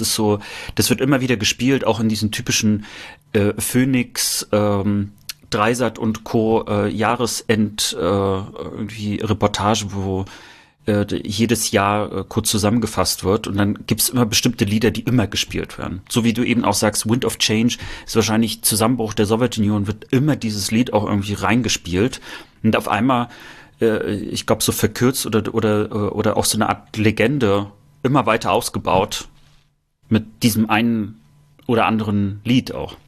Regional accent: Rostock, Mecklenburg-Vorpommern, Germany; bei uns in Rostock

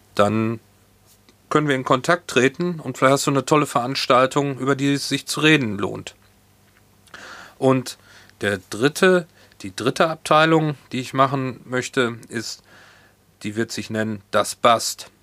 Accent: Hagen, North Rhine-Westphalia, Germany; moved away as an adult; now in Hamburg, Germany; Ich bin 1971 in Hagen, Nordrhein-Westfalen geboren

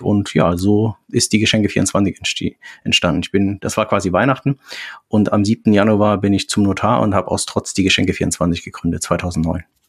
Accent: near Meissen, Saxony, Germany; now in Reinbek, Germany; komme ursprünglich aus der Nähe von Meißen, aus Sachsen, bin jetzt seit 25 Jahren im Norden

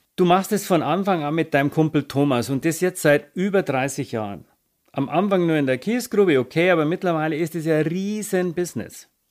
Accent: Bavaria, Germany; komme ich aus Bayern.

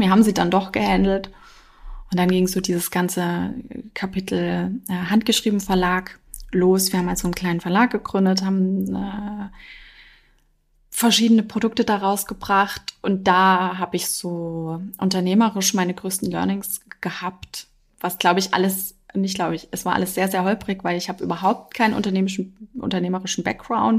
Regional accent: Dresden, Saxony, Germany; moved away; also born or lived in Freital; ich komme aus Dresden

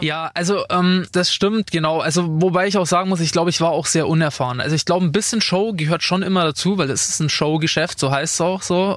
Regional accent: Attaching, Bavaria, Germany; bei mir in Attaching, in meinem Dorf, wo ich aufgewachsen bin

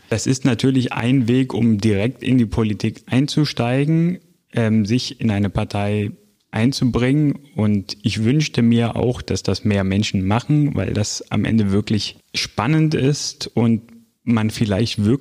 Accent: Greece; früher auch aus äh, meiner Heimat in Griechenland

